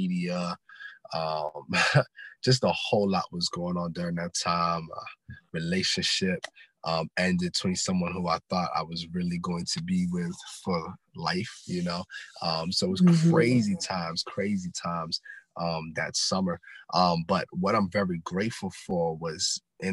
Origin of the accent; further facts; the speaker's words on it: Silver Spring, Maryland, United States; also born or lived in Ghana; Born and raised in Silver Spring, Maryland, originally from Ghana, West Africa